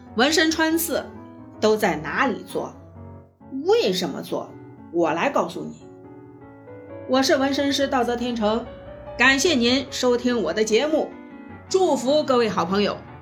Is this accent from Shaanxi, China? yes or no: yes; Shaanxi, China; accent: Shaanxi dialect; 用我们陕西话来说